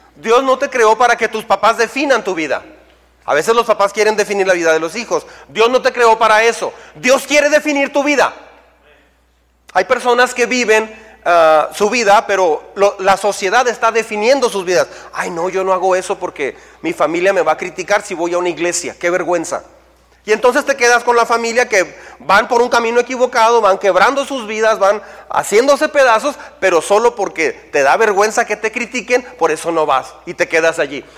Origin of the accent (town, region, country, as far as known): Mexico